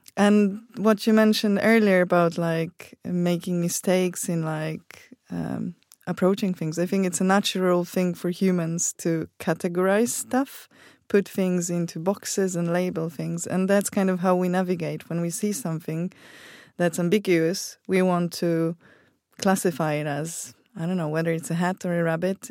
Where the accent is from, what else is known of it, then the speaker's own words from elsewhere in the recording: Poland; I come from Poland